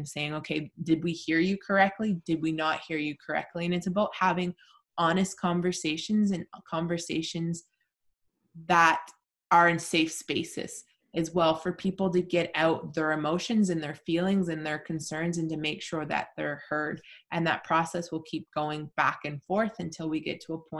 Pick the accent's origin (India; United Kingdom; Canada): Canada; I'm Mi'kmaq. I've always identified as being Mi'kmaq when people ask who I am